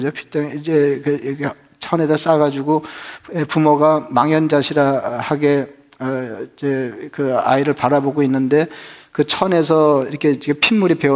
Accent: Geumho-dong, Seoul, South Korea; 제가 자랄 때는 뭐 금호동만 그랬는지 잘 모르겠는데

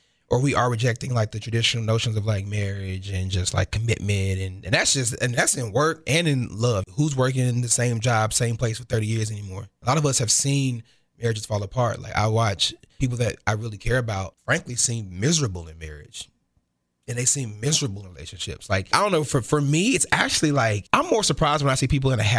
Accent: Kansas City, Missouri, United States; they're kind of a big family. They're everywhere in this city

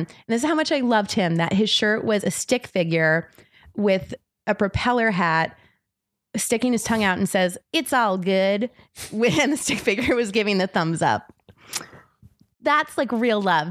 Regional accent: South Florida, United States; moved away as an adult; also born or lived in Tallahassee, Florida / Seattle, Washington; now in Los Angeles, United States; I grew up in South Florida

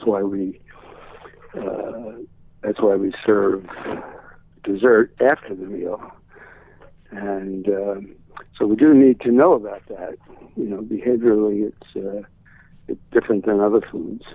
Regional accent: New York City, New York, United States; I come from Brooklyn

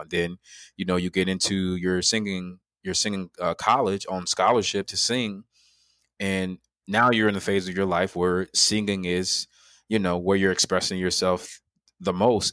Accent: Chicago, Illinois, United States; I'm from Chicago, Illinois. That's where I'm born and raised

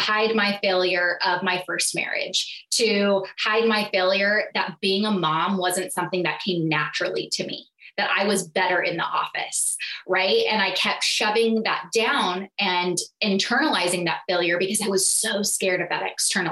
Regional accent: California, United States; moved away as an adult; also born or lived in Southeast Missouri; So I moved from California to Missouri, which was beyond a culture shock for me

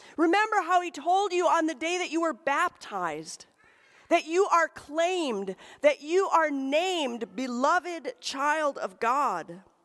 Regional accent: Michigan's Upper Peninsula, United States; moved away; we visited the cemetery in my hometown

